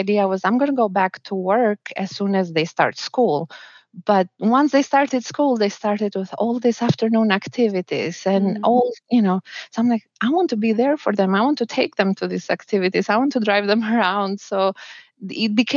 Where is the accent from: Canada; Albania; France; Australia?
Albania; moved away as an adult; also born or lived in New Zealand; now in Miami, United States; I'm from Albania and my husband is from Bolivia, but we got married in New Zealand